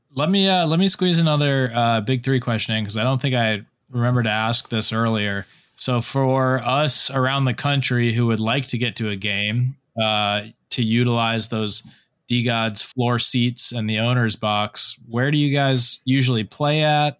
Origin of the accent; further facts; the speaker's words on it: South Florida, United States; also born or lived in Fort Lauderdale; now in Charleston, United States; I'm in, I'm in uh, Charleston right now, but I'm originally from South Florida